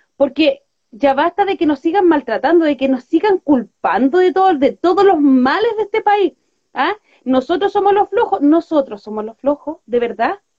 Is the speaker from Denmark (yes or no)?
no; Santiago, Santiago Metropolitan Region, Chile; Nosotros somos, de acá de Villa Francia. Nuestra radio es de Villa Francia